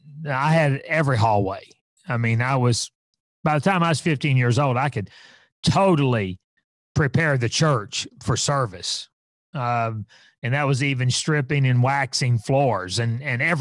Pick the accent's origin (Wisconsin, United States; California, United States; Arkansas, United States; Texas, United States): Arkansas, United States; Fort Smith; I was raised in Fort Smith, Arkansas